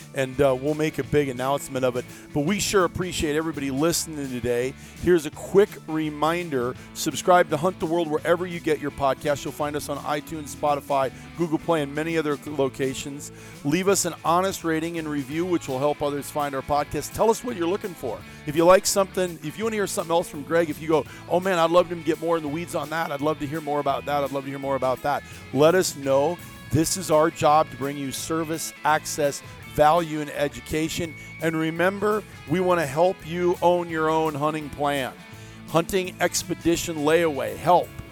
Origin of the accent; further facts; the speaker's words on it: Iowa, United States; growing up in Iowa